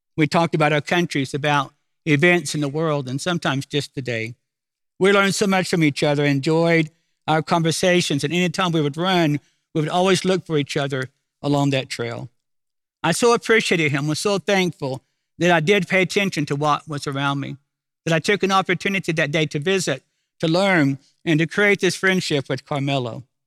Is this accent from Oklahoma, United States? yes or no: yes; Oklahoma City, Oklahoma, United States; I'm from Oklahoma City